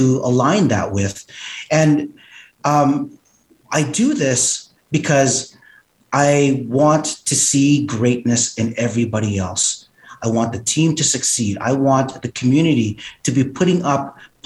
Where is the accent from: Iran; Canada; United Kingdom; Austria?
Canada; Edmonton, Alberta; being born in Edmonton and being Asian Canadian